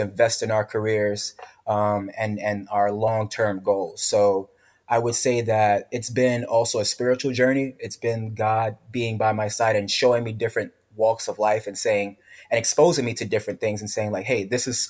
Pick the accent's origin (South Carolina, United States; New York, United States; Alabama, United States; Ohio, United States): New York, United States; New York City; A lot of my friends from the block, from the hood, from growing up in the Bronx